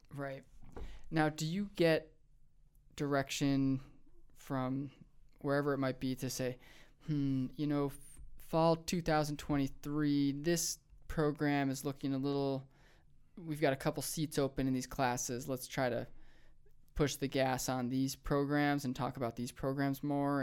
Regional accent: Rochester, New York, United States; moved away as an adult; also born or lived in Chicago / Richmond, Virginia; now in Missoula, United States; I grew up in Rochester, New York

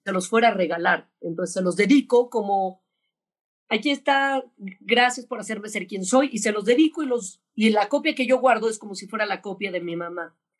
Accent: Mexico; Pero yo soy mexicana, súper mexicana

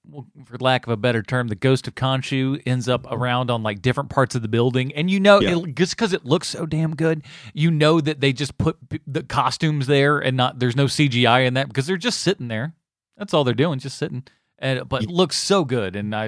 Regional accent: England, United Kingdom; for me, because I'm English, speak English.

